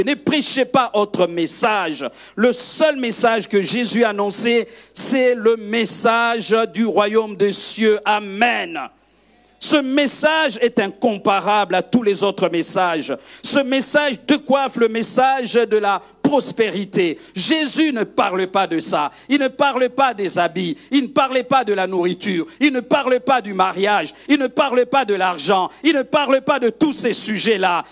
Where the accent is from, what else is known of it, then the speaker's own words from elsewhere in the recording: Kivu, DR Congo; now in Brussels, Belgium; je viens du Kivu, mes parents sont du Kivu, on est les Bashi